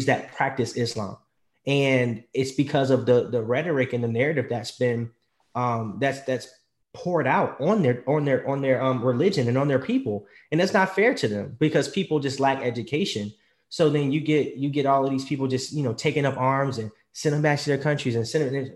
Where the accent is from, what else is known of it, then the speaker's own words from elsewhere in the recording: United States; I'm American